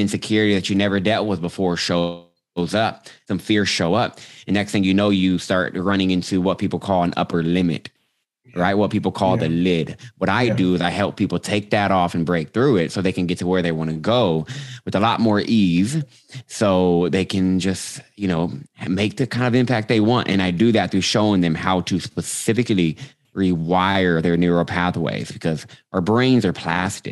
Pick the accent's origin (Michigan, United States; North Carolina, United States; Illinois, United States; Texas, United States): Texas, United States; Austin; I'm from Austin, Texas, born and raised